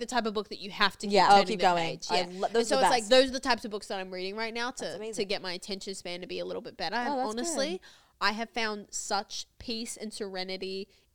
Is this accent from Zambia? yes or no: no; Australia; I grew up in Australia